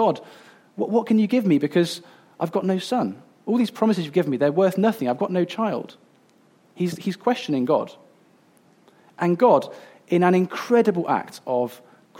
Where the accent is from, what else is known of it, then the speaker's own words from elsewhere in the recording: Coventry, West Midlands, United Kingdom; I grew up in Coventry, which is like almost as far away as you can get from the sea